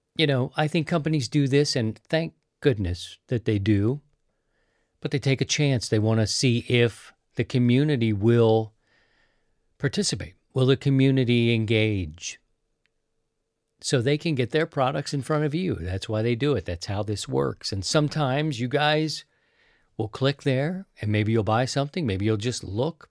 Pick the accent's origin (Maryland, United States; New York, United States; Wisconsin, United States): Maryland, United States; Baltimore; also born or lived in Missouri; now in St. Louis, United States; I'm from Baltimore.